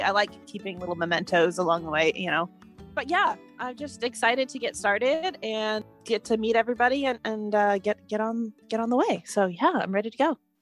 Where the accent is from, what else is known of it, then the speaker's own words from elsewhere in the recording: United States; I am American